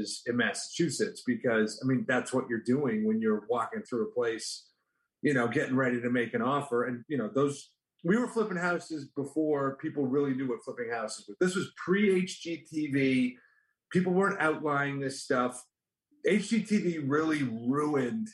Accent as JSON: {"language": "English", "country": "Canada", "moved": "as an adult", "said": "I'm from Canada originally"}